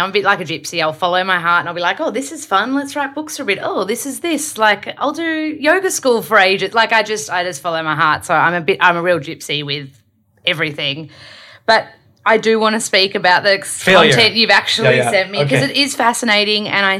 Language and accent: English; Melbourne, Victoria, Australia; moved away; So I'm from Melbs. I'm born and raised in Melbs